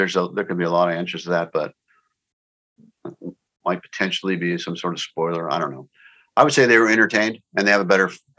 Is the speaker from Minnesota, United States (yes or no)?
no; San Diego, California, United States; Warwick's in La Jolla in San Diego, my hometown.